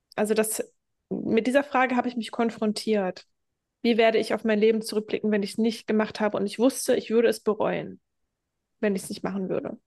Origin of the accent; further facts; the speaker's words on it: Germany; now in Lanzarote, Spain; ich verlasse jetzt das Land, wo ich geboren worden bin